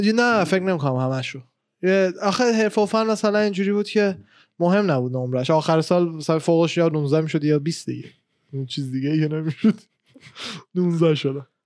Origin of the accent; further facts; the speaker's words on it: Iran; moved away; من خودم ایران بودم